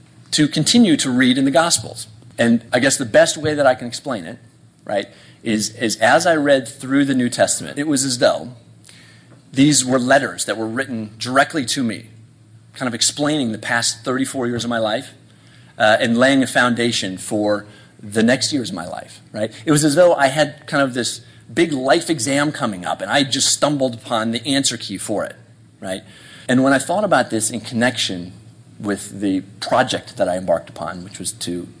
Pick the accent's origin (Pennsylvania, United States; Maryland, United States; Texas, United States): Maryland, United States; Bethesda; my hometown of Bethesda